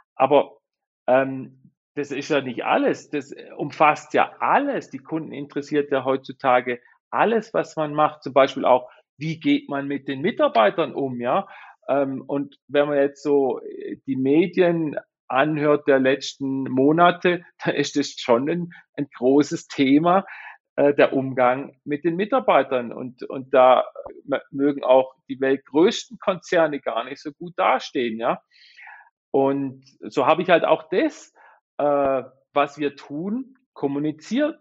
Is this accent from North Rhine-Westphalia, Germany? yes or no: no; Black Forest, Baden-Württemberg, Germany; wir kommen aus dem Schwarzwald, ich bin in Schwarzwald geboren, die ganze Familie kommt hierher